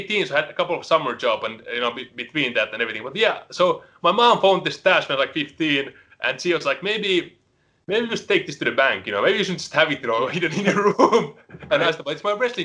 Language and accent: English; Helsinki, Uusimaa, Finland; English is a second language; moved away as an adult; now in United States; I'm born and raised in Helsinki, which is the capital